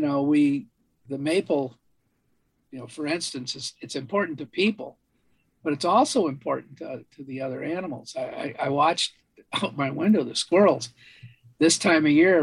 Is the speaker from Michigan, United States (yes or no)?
yes; Michigan, United States; When I was a kid, I grew up in Michigan.